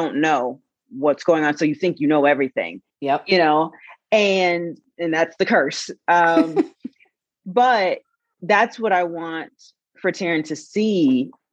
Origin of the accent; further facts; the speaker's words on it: Portland, United States; we're from Portland. So we came up in, you know, upper middle class families